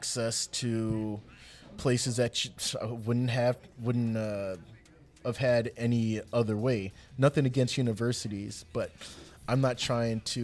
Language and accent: English; Milwaukee, Wisconsin, United States; also born or lived in Memphis, Tennessee; I'm originally from Memphis. I've spent most of my life here in Milwaukee